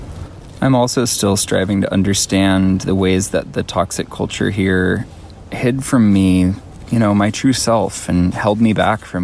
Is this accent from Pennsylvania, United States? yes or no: no; Fort Bragg, California, United States; I grew up here on this unceded Pomo and Yuki tribal territory